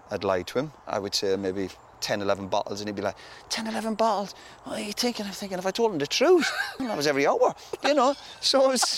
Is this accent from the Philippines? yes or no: no; Ireland; moved away as an adult; where I grew up in Ireland